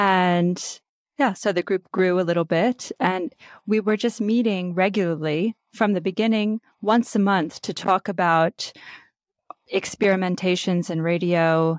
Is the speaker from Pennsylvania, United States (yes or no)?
yes; Pennsylvania, United States; now in France; I'm originally from Pennsylvania, and now I currently live in France.